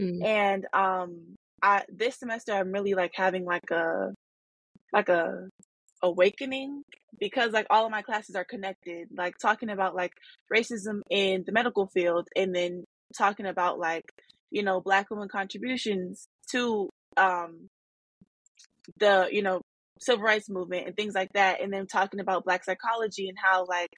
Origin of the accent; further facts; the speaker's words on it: Arizona, United States; now in Detroit, United States; I'm a black woman, and growing up in Arizona and being in a black city now in Detroit, Michigan